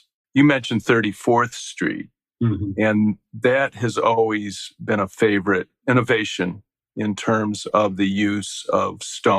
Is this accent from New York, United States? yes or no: no; Chicago, Illinois, United States; moved away; I'm originally from Chicago